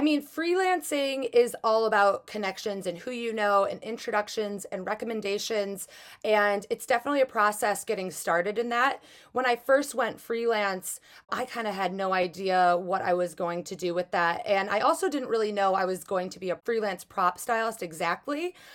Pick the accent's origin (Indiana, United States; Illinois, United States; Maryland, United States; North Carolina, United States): Illinois, United States; Chicago; also born or lived in Los Angeles / Michigan; I'm originally from Chicago, but I work a lot in Los Angeles.